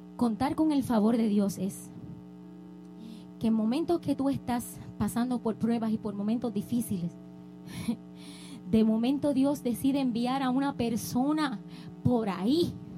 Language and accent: Spanish; Puerto Rico; now in United States